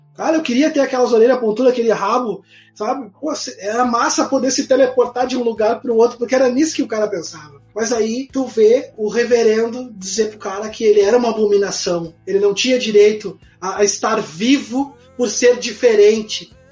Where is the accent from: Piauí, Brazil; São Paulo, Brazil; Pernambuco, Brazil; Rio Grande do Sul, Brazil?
Rio Grande do Sul, Brazil; Vila Santa Rosa and Viamão; na quinta série, logo que a gente se mudou da Zona Norte, ali da, da Vila Santa Rosa para Viamão